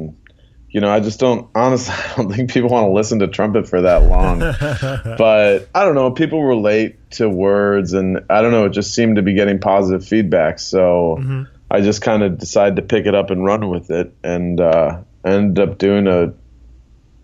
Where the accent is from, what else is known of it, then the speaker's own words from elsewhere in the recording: Milwaukee, Wisconsin, United States; now in New York, United States; Grew up in the Midwest, Milwaukee, Wisconsin